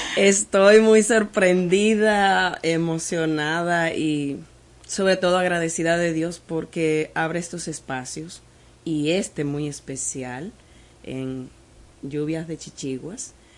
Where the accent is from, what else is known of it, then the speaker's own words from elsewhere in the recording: Partido, Dajabón, Dominican Republic; also born or lived in Santiago de los Caballeros; nosotros somos de partido de Jabón